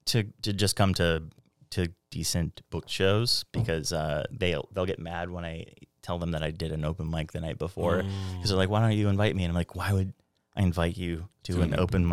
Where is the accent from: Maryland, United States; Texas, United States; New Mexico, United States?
New Mexico, United States; we come from New Mexico where the Scoville units are higher on everything we eat